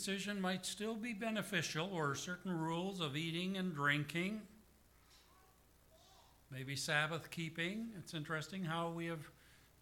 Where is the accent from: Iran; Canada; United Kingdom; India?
Canada; the Prairies; my hometown and to my home church